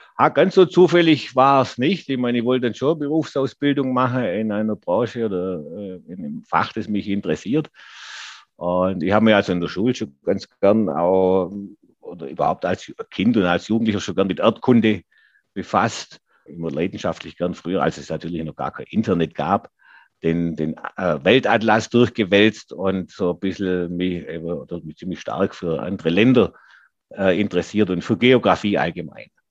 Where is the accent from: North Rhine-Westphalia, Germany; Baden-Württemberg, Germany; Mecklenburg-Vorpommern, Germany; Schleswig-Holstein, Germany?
Baden-Württemberg, Germany; Geislingen an der Steige; hier in meiner Heimatstadt